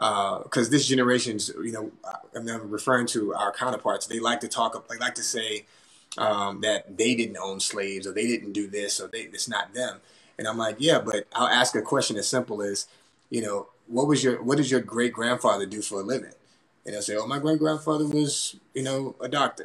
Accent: Baton Rouge, Louisiana, United States; here in my hometown.

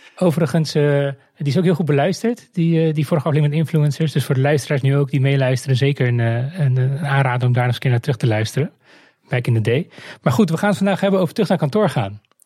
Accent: Netherlands; we er als Nederlanders

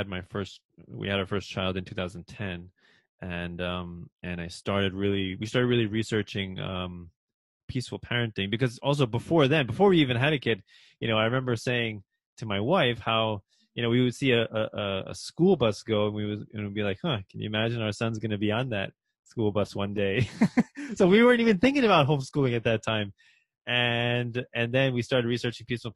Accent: Rockland County, New York, United States; also born or lived in Peru / Long Island, New York; I was born in Peru, but I was raised in Rockland County, New York.

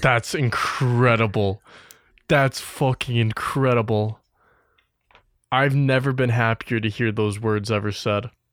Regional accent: Wisconsin, United States; me and …, we're from Wisconsin

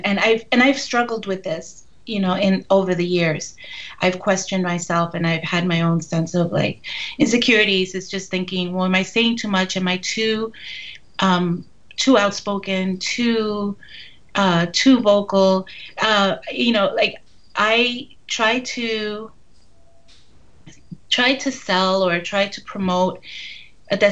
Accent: New York City, New York, United States; I'm from Brooklyn, and right. my family were Dominican immigrants.

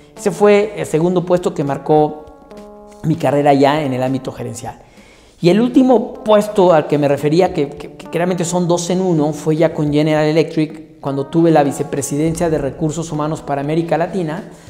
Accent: Mexico; moved away as an adult; also born or lived in United States / Brazil; soy mexicano y estuve en Estados Unidos y estuve en Brasil

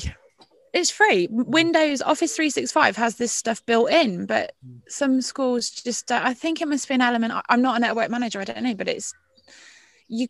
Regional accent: Royal Leamington Spa, West Midlands, United Kingdom; moved away; also born or lived in Barnsley; I'm from Royal Leamington Spa, darlings. It's where I grew up

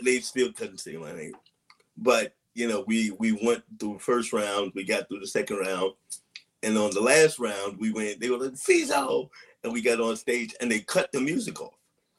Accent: St. Louis, Missouri, United States; moved away; also born or lived in New York / Massachusetts; But I'm going to say that I am originally from St. Louis, Missouri.

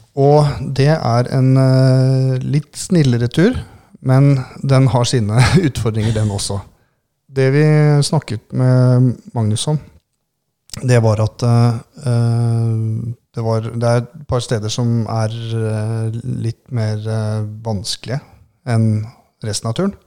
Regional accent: Southern Norway, Norway; vi er jo søringer

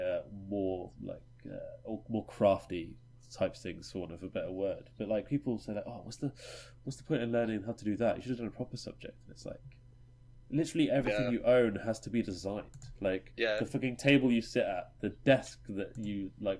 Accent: Norwich, East of England, United Kingdom; we're all from Norwich

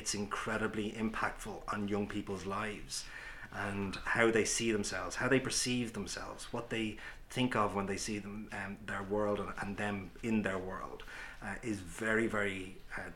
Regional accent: Ireland; Many of us growing up in Ireland, going back 20, 30, 40 years

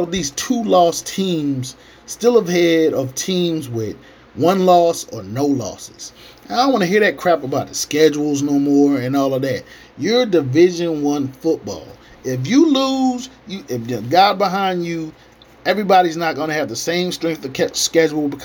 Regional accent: Hampton Roads area, Virginia, United States; my hometown in the area

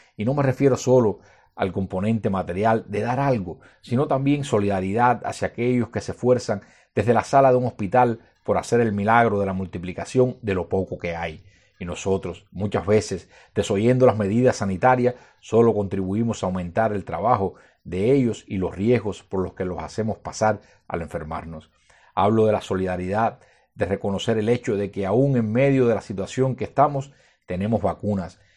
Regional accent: Cuba; como cubanos y como cristianos

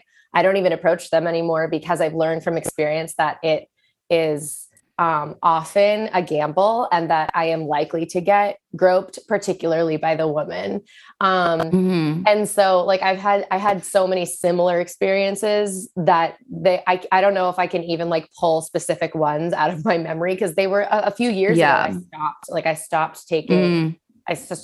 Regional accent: Boston, Massachusetts, United States; also born or lived in San Francisco; now in New York, United States; I am from Boston, and that's where I started dancing

